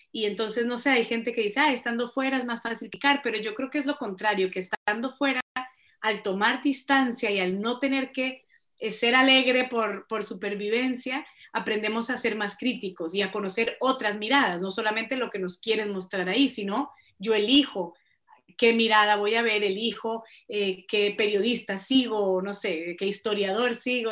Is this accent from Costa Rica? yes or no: no; Colombia; moved away as an adult; also born or lived in Boston, United States; yo soy colombiana absolutamente, nací, crecí en Colombia